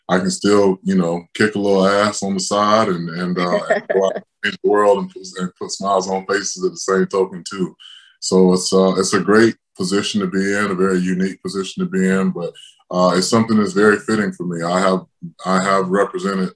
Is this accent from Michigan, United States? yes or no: no; Tampa, Florida, United States; in front of my hometown fans